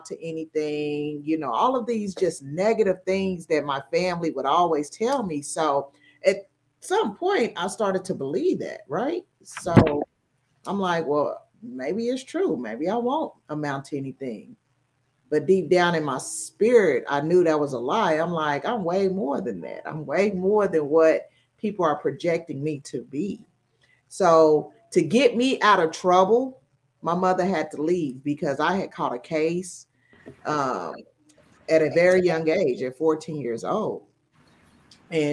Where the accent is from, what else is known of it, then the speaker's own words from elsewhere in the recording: Tulsa, Oklahoma, United States; moved away as an adult; We are from a small town of Tulsa, Oklahoma. So if you all are familiar with the 1921 race riot, that's my hometown. So growing up there